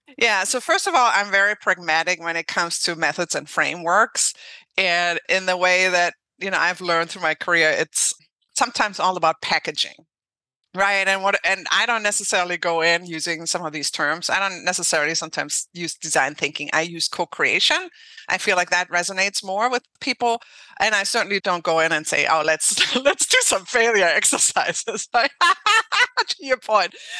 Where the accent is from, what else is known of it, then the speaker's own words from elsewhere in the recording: Germany; English is a second language; moved away; I'm from Germany originally. So I learned English, French, and Russian